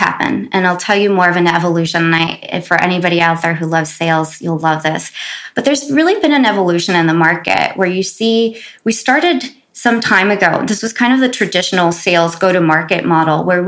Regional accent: Los Angeles, California, United States; growing up in South Central

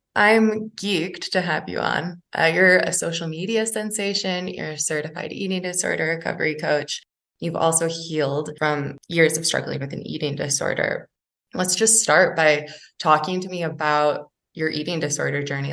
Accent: Michigan, United States; now in Denver, United States; I'm also from Michigan and moved out to Denver

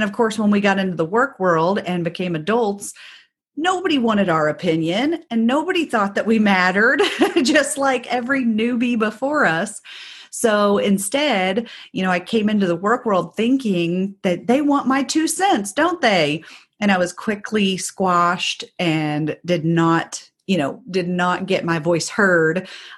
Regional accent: Indiana, United States; So I grew up in Southern Indiana, but just outside of the Louisville metro area.

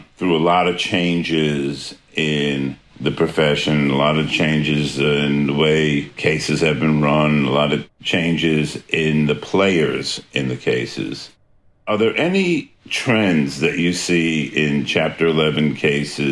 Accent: New York, United States; I'm from New York

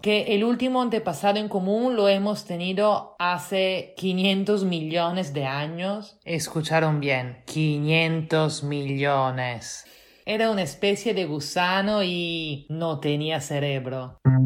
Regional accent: Italy; now in Lima, Peru; italiana residente en Lima

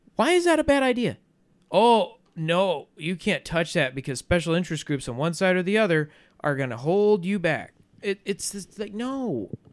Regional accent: United States; I am an American

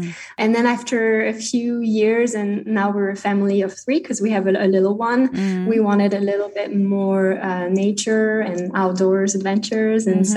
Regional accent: Lançon-de-Provence, Provence-Alpes-Côte d'Azur, France; first language French; English is a second language; moved away as an adult; now in United States; I grew up in a village called Lançon de Provence. So I spent, I would say, 16 years there.

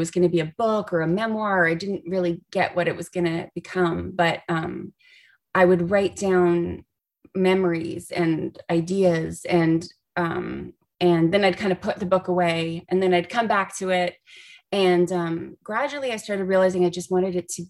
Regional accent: Canada; moved away as an adult; now in Los Angeles, United States; I'm originally from Canada, and he moved to Los Angeles with me.

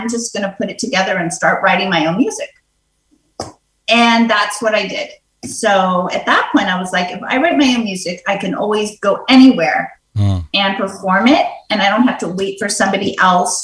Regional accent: New York City, New York, United States; I grew up in New York City.

